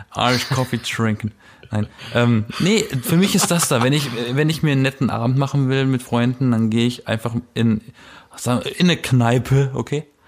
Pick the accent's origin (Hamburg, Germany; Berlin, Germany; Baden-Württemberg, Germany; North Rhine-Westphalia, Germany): Berlin, Germany; ich komme aus Berlin